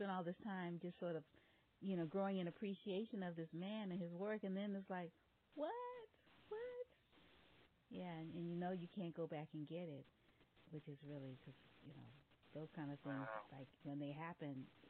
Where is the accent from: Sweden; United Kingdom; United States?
United States; San Francisco, California; also born or lived in New Orleans; I grew up in San Francisco, but I'm from New Orleans.